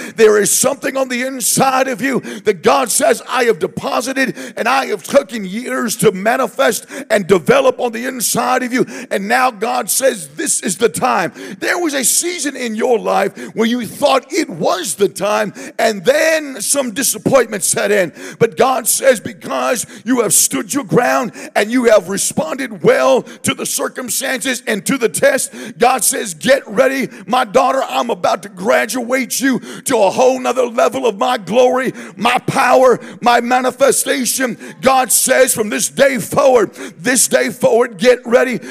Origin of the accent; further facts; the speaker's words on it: Southern California, United States; we are from Southern California